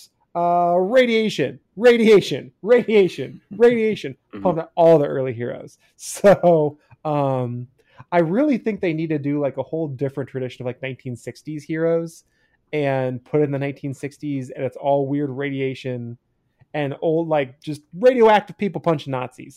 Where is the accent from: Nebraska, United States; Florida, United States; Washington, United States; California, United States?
Washington, United States; Eastern; I grew up in Eastern Washington